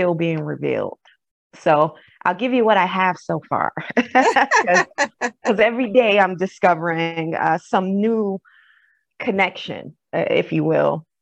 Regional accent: Detroit, Michigan, United States; moved away; also born or lived in the South (family); I am originally from Detroit, Michigan

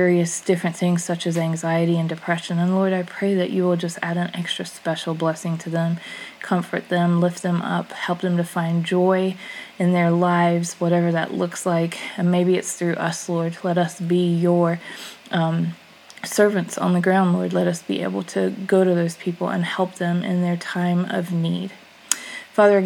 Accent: United States

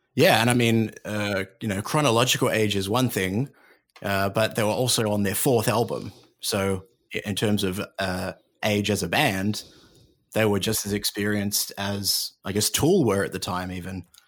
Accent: Australia; I'm Australian

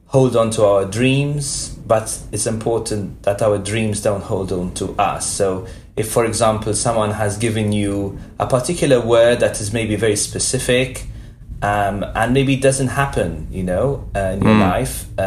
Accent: Malta; moved away as an adult; now in United States; we grew up in Malta together

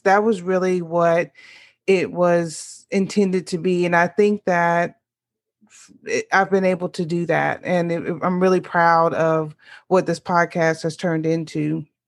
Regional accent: Louisiana, United States; born or raised there

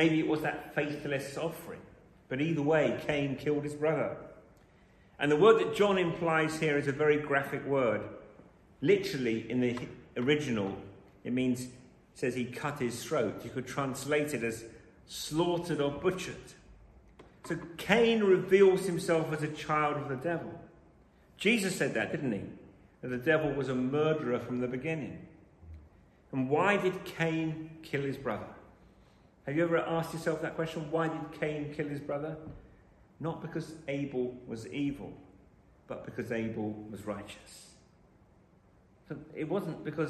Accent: London, United Kingdom; I was born in London

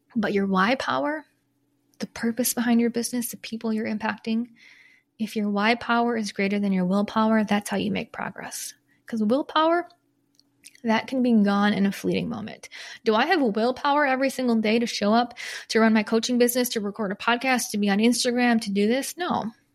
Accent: Michigan, United States; moved away; also born or lived in Chicago; I'm not from Chicago, from Michigan, but lived in Chicago for ten years

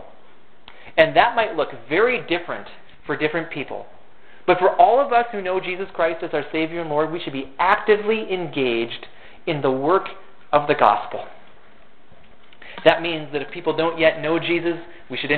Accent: Fergus Falls, Minnesota, United States; also born or lived in Turkey; Fergus Falls is my hometown. And for the first 18 years of my life here

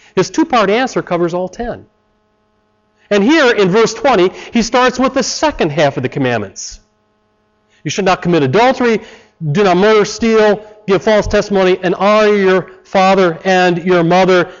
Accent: Chicago, Illinois, United States; I come from Chicago

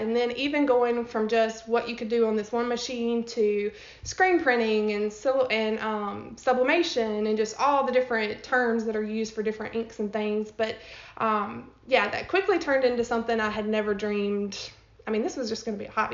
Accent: Pontotoc, Mississippi, United States; I grew up in Pontotoc, Mississippi, which is right outside of Tupelo

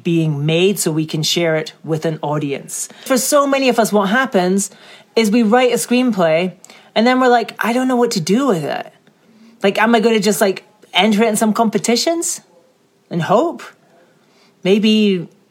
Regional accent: Scotland, United Kingdom; I'm from Scotland.

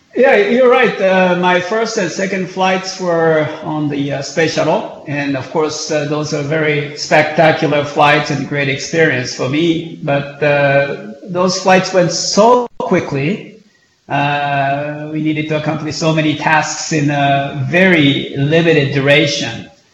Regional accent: Japan; growing up in Japan

